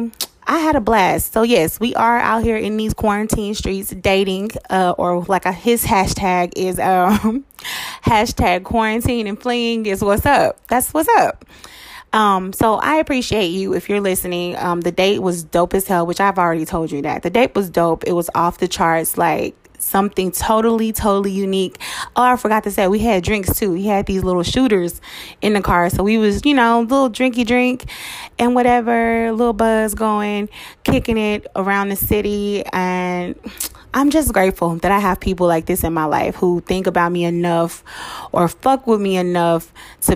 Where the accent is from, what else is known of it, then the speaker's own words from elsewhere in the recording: Dallas, Texas, United States; I was born and raised in Dallas